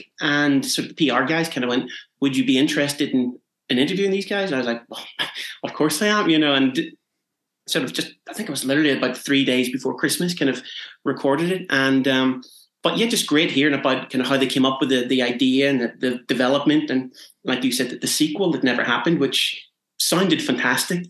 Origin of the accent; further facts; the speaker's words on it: Derry, Northern Ireland, United Kingdom; I grew up in Derry in Northern Ireland.